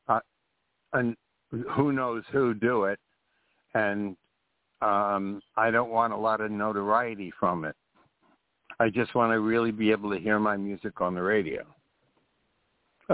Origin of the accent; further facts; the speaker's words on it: Carmel, New York, United States; growing up in Carmel, from the time I was 16, I used to take the train to New York City